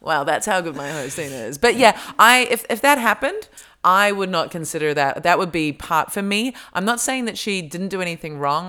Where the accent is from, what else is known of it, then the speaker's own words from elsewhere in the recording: Australia; accent: Australian; moved away; my Australian accent comes out a lot stronger